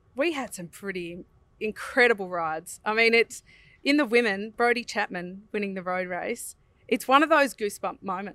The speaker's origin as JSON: {"language": "English", "country": "Australia", "said": "we're Australian"}